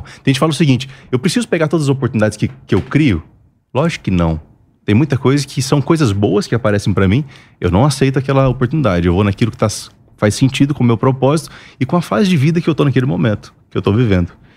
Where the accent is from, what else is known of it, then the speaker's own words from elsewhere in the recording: Mato Grosso, Brazil; moved away as an adult; now in Alphaville, Brazil; Eu sou mato grossense, sou lá do Mato Grosso. E de lá para cá a gente contactou e eu mudei para Alphaville